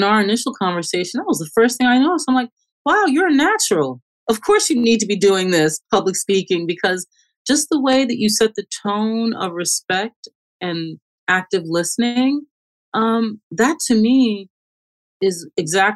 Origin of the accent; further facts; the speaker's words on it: Long Island, New York, United States; also born or lived in St. Thomas, Jamaica / Bronx, New York / Manhattan / Queens; I was born in Jamaica, St. Thomas, Jamaica, in the West Indies. I grew up in the Bronx until I was 8 years old, and then we moved to Long Island.